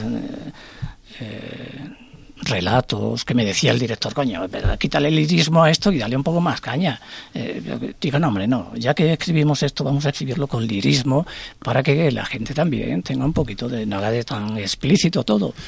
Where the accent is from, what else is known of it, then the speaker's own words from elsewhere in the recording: Extremadura, Spain; now in Madrid, Spain; mi tierra, de mi infancia